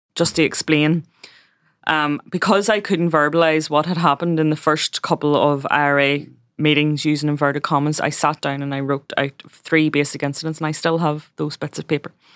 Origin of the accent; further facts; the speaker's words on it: Belfast, Northern Ireland, United Kingdom; I was born in West Belfast, which is a Republican stronghold